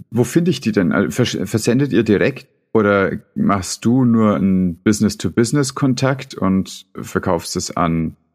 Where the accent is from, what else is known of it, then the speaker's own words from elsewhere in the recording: Southern Germany, Germany; Ich komme ja aus dem